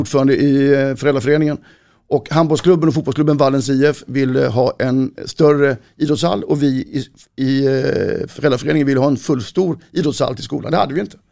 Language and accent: Swedish; Malmö, Skåne, Sweden; moved away as an adult; also born or lived in Borås; now in Stenungsund, Sweden; Jag är 58 år, född och uppvuxen i Malmö. Jag har bott på västkusten sedan 88